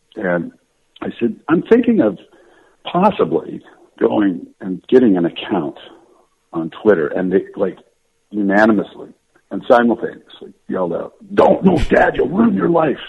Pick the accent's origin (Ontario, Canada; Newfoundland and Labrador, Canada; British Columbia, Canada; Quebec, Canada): Ontario, Canada; London; moved away as an adult; also born or lived in Toronto, Canada / La Jolla, United States; I was born in Toronto, Toronto, and I grew up in London, Ontario